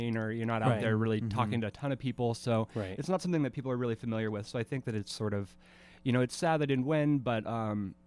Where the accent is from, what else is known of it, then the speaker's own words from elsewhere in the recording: Spokane, Washington, United States; Me and my family, my mother and brothers moved here in 1990. Mm-hmm. We grew up in Spokane